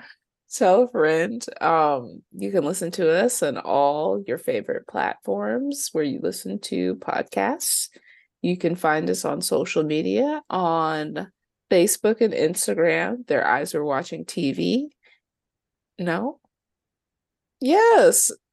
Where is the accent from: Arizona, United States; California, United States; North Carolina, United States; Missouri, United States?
North Carolina, United States; my pocket of North Carolina